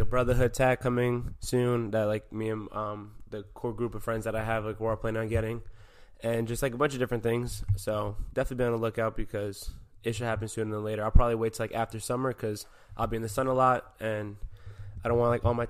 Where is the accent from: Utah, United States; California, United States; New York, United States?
New York, United States; I love the fact that I'm from New York, you know, and like people can kind of pick up on that vibe like when I really talk how I talk, you know.